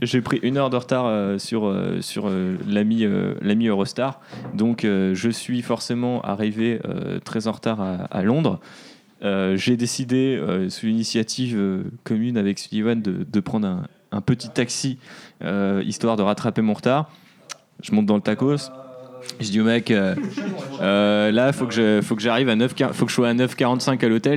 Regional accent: France; also born or lived in Amsterdam; j'étais français

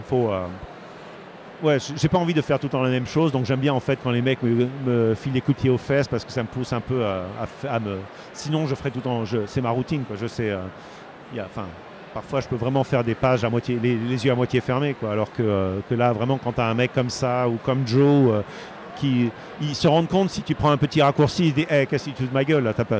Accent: Bordeaux, Nouvelle-Aquitaine, France; moved away; je suis français les gens, et je suis de Bordeaux

